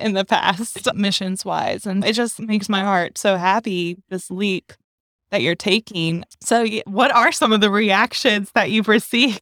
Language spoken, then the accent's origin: English; North Carolina, United States; North Carolina roots